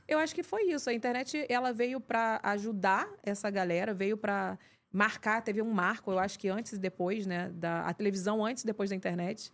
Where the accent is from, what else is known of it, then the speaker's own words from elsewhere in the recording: Pavuna, Rio de Janeiro, Brazil; eu sou uma garota normal que vim da Pavuna